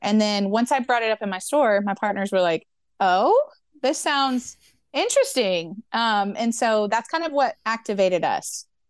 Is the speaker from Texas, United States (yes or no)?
no; Memphis, Tennessee, United States; I grew up in Memphis, Tennessee